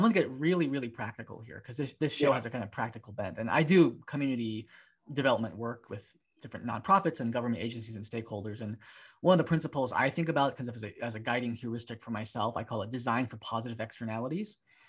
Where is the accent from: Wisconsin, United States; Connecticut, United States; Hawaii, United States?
Hawaii, United States; I'm from Hawaiian